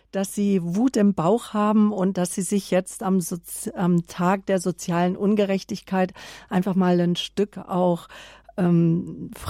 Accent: Munich, Bavaria, Germany; Also ich bin aus München

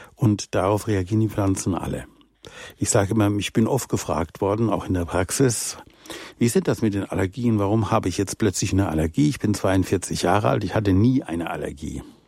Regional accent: Rhineland, Germany; moved away; meine Jugend im Rheinland

